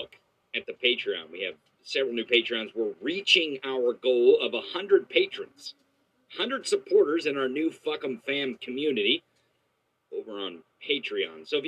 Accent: Missouri, United States; my home state of Missouri

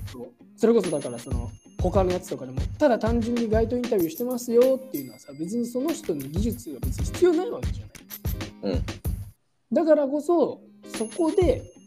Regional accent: Japan; moved away as an adult; now in United States; 俺は21年間日本で育ってきた

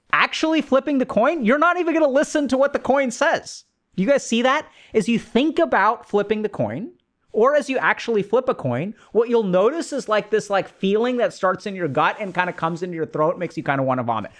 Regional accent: India; being Indian, is, you know, I come from a culture where arranged marriages happen.

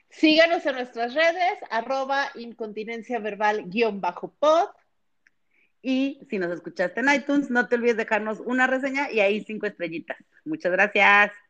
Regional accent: Guadalajara, Jalisco, Mexico; moved away; Somos tapatíos todos, unidos tapatíos.

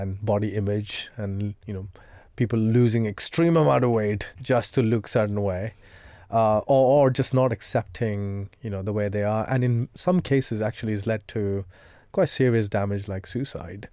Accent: India; moved away; I come from India

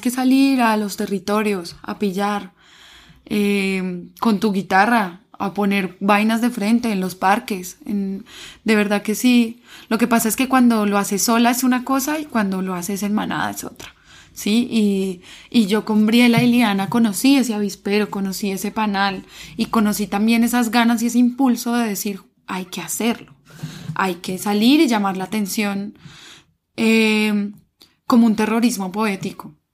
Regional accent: Colombia; no solo como colombiana me concibo

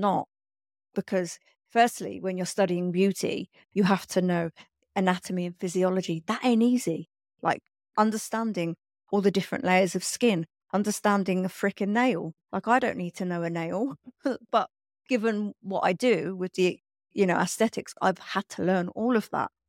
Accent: London, United Kingdom; I grew up in London

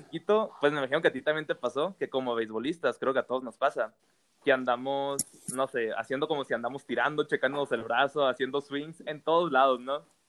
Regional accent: Hermosillo, Sonora, Mexico; Yo soy de Hermosillo

